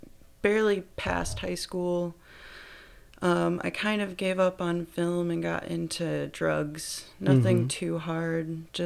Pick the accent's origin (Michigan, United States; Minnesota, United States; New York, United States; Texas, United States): Michigan, United States; Granville; Granville, Michigan.